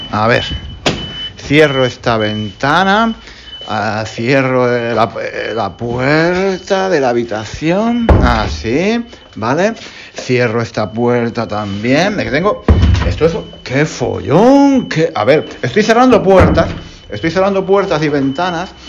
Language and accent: Spanish; Spain; como soy español y, soy, y enseño español, pues hablo en español.